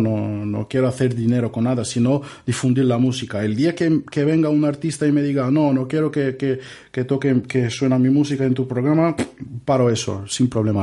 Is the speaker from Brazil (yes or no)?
yes; Brazil; Spanish is a second language; moved away as an adult; now in Barcelona, Spain; Soy, soy de Brasil